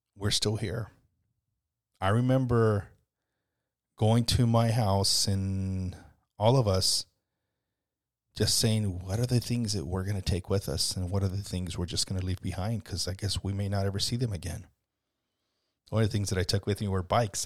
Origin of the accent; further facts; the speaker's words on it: United States; also born or lived in Mexico (family origin); now in Scotts Valley, United States; it's saddened me as an American, even though my family's from Mexico, my family all grew up in, in, uh, you know, Mexico